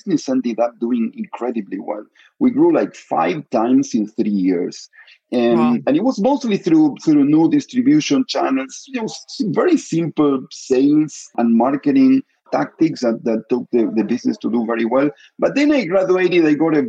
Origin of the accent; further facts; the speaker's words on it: Argentina; moved away; I'm Argentinian. I was born in Argentina